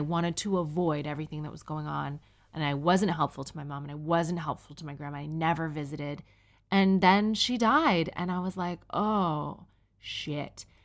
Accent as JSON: {"language": "English", "country": "Canada", "moved": "yes", "lives_now": "United Kingdom", "said": "I'm Canadian and I'm a single mom"}